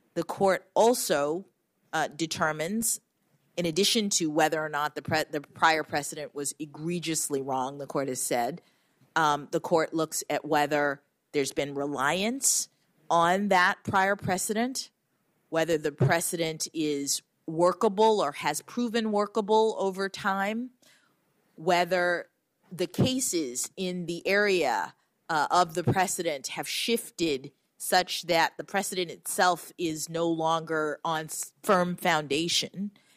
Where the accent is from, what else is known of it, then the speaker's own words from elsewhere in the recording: Florida, United States; my reality growing up in Florida